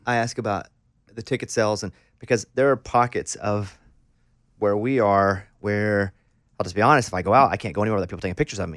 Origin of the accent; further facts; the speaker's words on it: Arkansas, United States; I'm from Arkansas